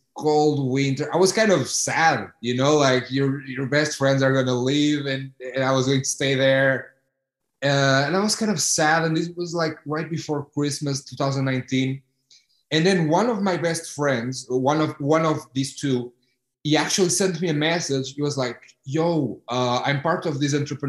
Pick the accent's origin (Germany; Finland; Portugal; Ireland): Portugal; Porto, Norte; moved away as an adult; also born or lived in Houston; I'm from Porto